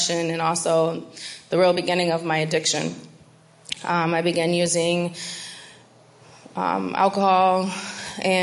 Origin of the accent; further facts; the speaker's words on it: Binghamton, New York, United States; I'm from Binghamton, New York